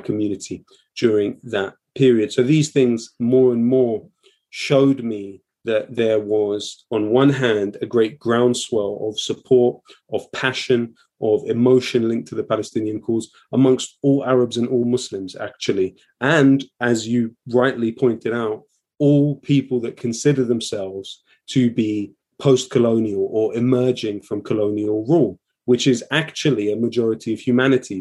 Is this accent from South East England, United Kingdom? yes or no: no; London, United Kingdom; as a young person growing up in London and seeing the community which I am from